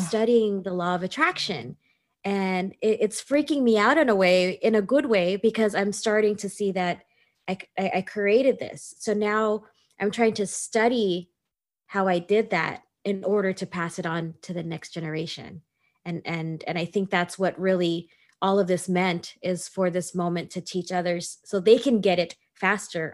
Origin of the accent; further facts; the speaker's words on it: United States; I grew up Filipino American